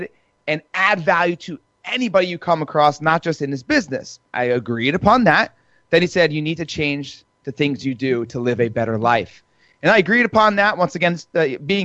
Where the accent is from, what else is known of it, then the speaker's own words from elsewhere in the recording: New Jersey, United States; I'm Italian. I'm from Jersey